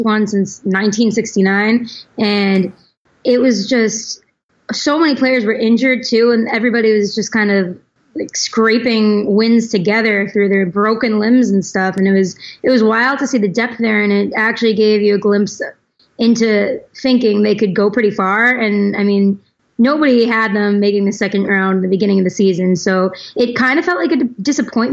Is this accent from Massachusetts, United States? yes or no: yes; Boston, Massachusetts, United States; I'm from Boston.